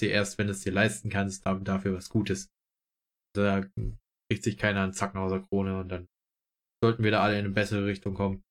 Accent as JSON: {"language": "German", "country": "Germany", "said": "bei uns in Deutschland"}